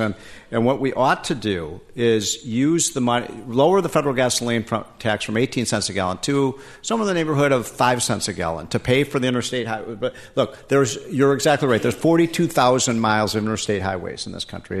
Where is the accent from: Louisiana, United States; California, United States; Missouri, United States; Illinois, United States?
Illinois, United States; moved away; also born or lived in Washington, D.C. / Virginia; In Illinois, my home state